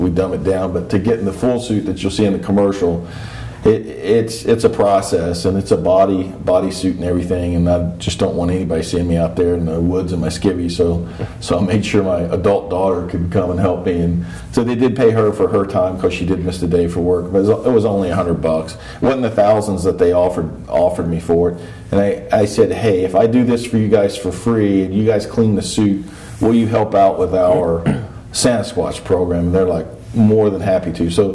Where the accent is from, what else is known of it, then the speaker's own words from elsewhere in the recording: Gate City, Virginia, United States; moved away; My prior life was that's very connected in my hometown of Gate City, Virginia